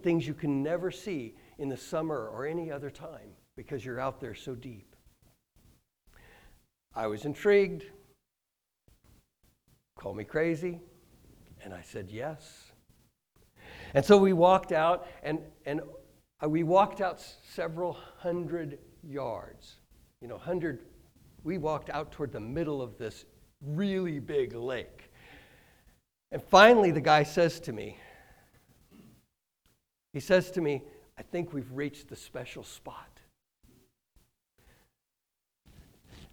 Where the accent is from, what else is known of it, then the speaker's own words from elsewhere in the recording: Kansas, United States; moved away as an adult; also born or lived in Michigan; now in Hastings, United States; I grew up in Kansas